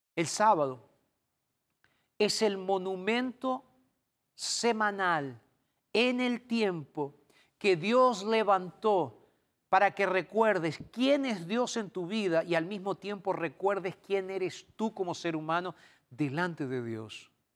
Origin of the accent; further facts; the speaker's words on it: Argentina; en mi país, en Argentina, yo tomé la comunión